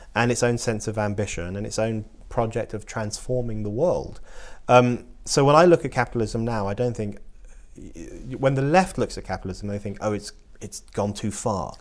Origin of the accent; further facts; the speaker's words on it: London, United Kingdom; I was born in London.